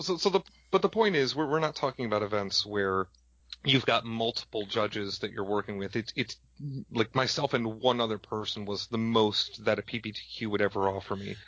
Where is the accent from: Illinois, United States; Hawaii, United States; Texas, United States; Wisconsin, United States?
Wisconsin, United States; Madison; I'm from Madison, Wisconsin